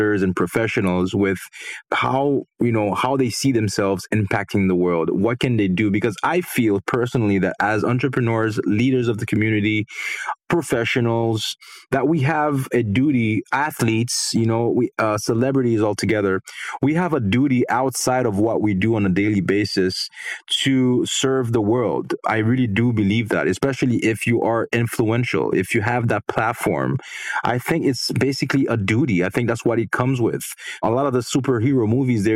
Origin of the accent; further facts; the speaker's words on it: Haiti; moved away; I grew up in Haiti